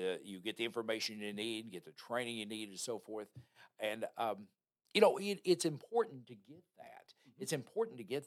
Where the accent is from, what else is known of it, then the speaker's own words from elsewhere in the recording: Louisville, Kentucky, United States; moved away; my hometown of Louisville